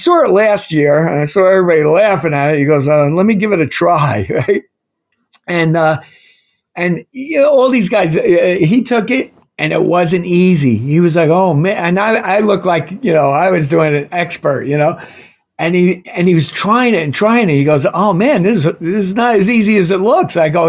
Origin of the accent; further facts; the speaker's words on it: New York, United States; I'm a New Yorker.